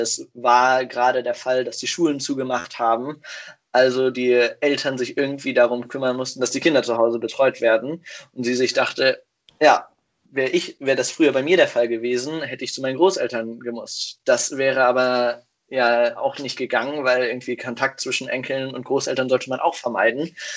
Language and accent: German; Hanover, Lower Saxony, Germany; moved away as an adult; now in Kiel, Germany; Ich komme eigentlich aus Hannover